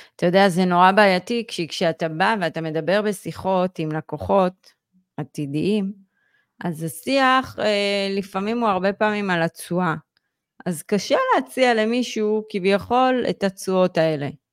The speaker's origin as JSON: {"language": "Hebrew", "country": "Israel", "said": "כישראלים, ובכלל יהודים היום"}